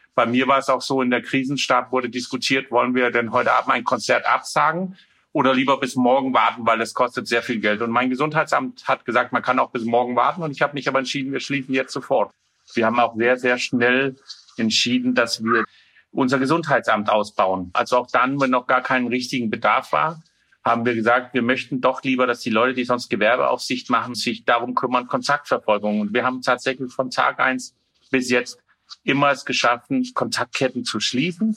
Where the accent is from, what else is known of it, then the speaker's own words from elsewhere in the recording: Denmark; German is a second language; now in Rostock, Germany; ich bin ja Däne